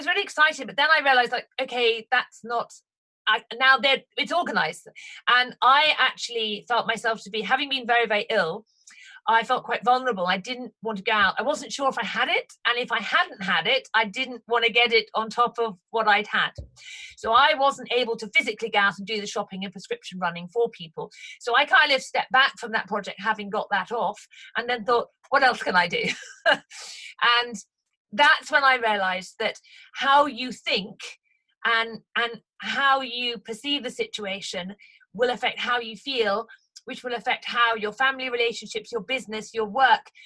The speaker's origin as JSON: {"language": "English", "town": "Haslemere", "region": "South East England", "country": "United Kingdom", "tie": "born or raised there", "said": "Hazelmere is my hometown"}